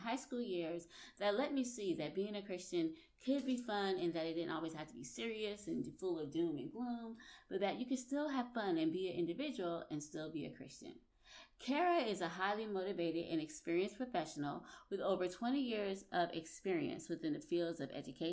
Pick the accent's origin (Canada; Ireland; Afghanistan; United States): United States; Orangeburg, South Carolina; also born or lived in New Jersey; I was born in New Jersey, and then my parents moved when I was like 10 to Orangeburg, South Carolina.